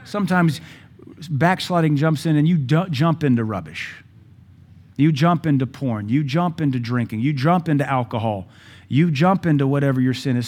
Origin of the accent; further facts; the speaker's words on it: United States; We are American